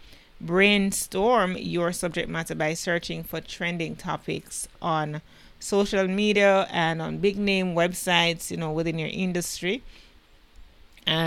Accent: Jamaica; I am the Jamaican podcast queen

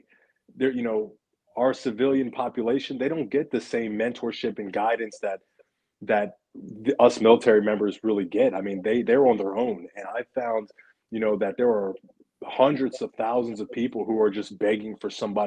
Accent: Philadelphia, Pennsylvania, United States; I'm from Philadelphia, Pennsylvania

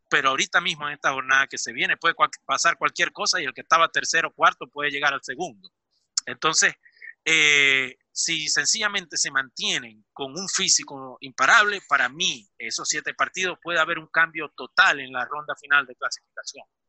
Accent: Venezuela; now in Milan, Italy; soy venezolano

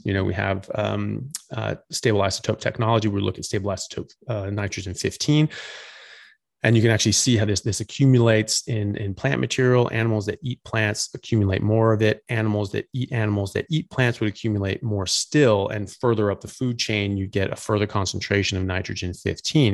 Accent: United States; now in Australia; I'm an American doctor. I currently live in Australia

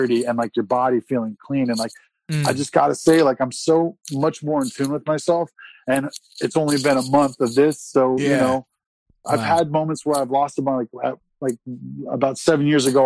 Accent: San Diego, California, United States; also born or lived in Oklahoma; I'm from San Diego

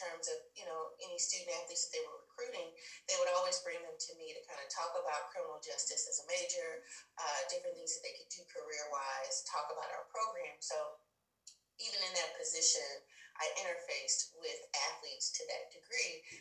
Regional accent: Huntsville, Texas, United States; I'm from a small town called Huntsville, Texas, which is an hour north of Houston

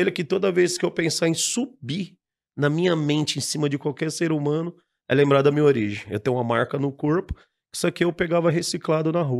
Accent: Guarulhos, São Paulo, Brazil; Ah, eu moro em Guarulhos, eu moro lá até hoje. Existia um pasto lá

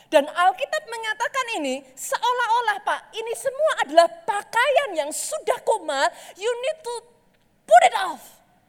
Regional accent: Java, Indonesia; Saya orang Jawa

